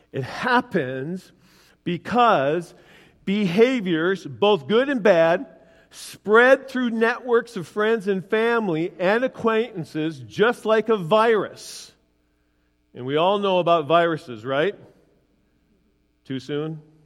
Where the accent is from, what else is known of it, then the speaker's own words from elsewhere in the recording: Willmar, United States; in my hometown, Wilmer, when I grow, grew up